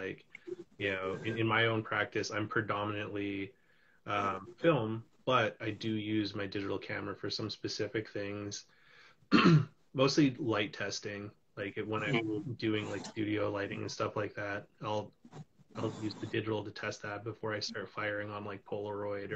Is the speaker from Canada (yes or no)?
yes; West Coast, Canada; now in Toronto, Canada; I'm in Toronto right now, but I'm originally from the West Coast, and all my family's out there.